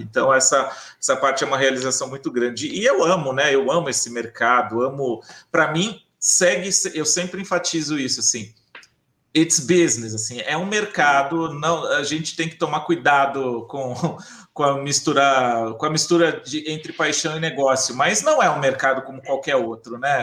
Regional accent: Bauru, São Paulo, Brazil; cidade de Bauru, que é a minha cidade natal, é, no interior de São Paulo

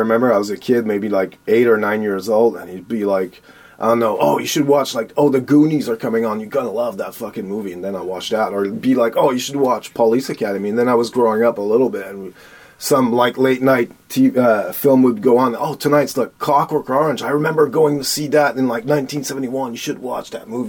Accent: Montreal, Quebec, Canada; moved away as an adult; now in Castlegar, Canada; growing up in Montreal was cool for that. I was surrounded with a lot of culture that I could tap into, like, easily.

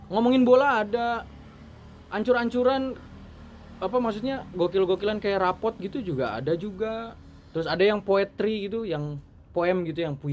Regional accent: Bogor, West Java, Indonesia; cuman kita dari Bogor ya mungkin beberapa orang aja yang

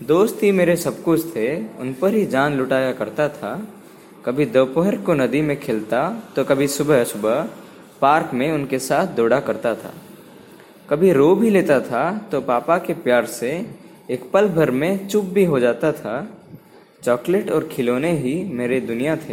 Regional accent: Odisha, India; नमस्कार दोस्तों … और मैं उड़ीसा से हूँ

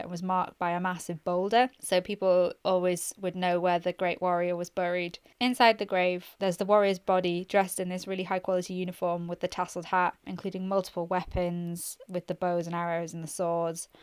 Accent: Northumberland, North East England, United Kingdom; I'm from Northumberland

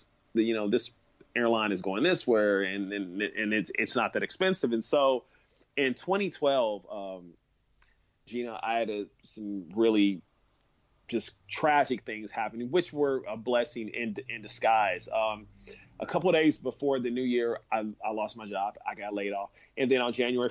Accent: Kansas City, Missouri, United States; now in San Francisco, United States; I'm from Kansas City, Missouri. It's the Midwest

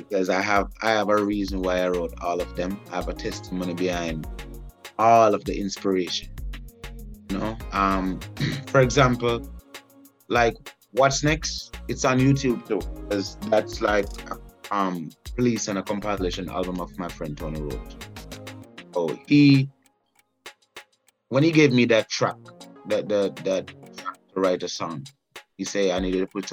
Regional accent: Jamaica; moved away as an adult; now in Atlanta, United States; Being a Jamaican

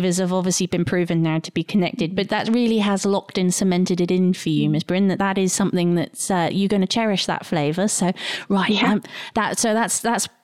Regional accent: England, United Kingdom; now in Australia; people will pick on my Englishness and think that I'm making it because I'm English

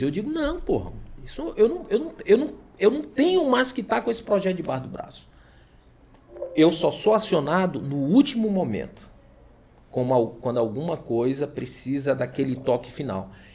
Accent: São Luís, Maranhão, Brazil; moved away as an adult; now in Imperatriz, Brazil; quando eu cheguei aqui há 15 anos, eu sou de São Luís

